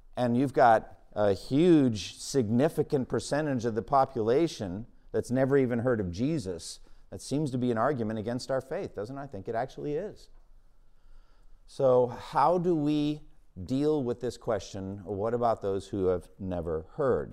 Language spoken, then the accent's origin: English; Boston, Massachusetts, United States; my hometown of Boston